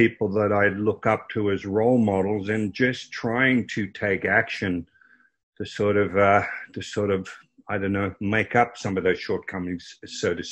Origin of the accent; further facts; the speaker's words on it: Croydon, Victoria, Australia; I grew up in Croydon, which was 20 miles out of Melbourne, Australia.